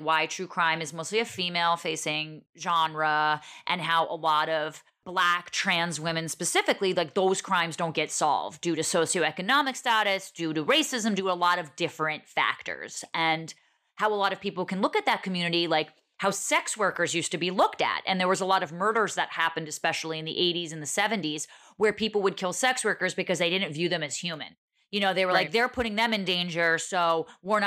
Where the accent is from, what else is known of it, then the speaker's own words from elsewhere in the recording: Montclair, New Jersey, United States; I'm from Montclair, New Jersey